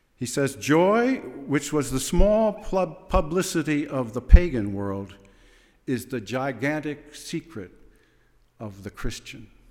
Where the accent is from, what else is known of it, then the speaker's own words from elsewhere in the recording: Fillmore, New York, United States; I was born in Fillmore Hospital. Yes, right near Philippi's garage. And, uh, I was raised those first days in the little white house next to the dentist office